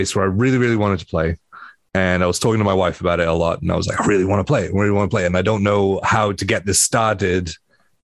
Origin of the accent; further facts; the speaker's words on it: Wales, United Kingdom; I grew up in Wales. We have a giant red dragon on our flag